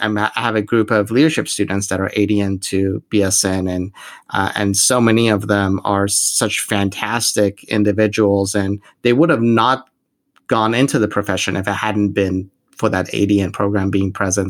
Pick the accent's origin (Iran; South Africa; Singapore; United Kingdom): Iran; moved away; I'm originally from from Iran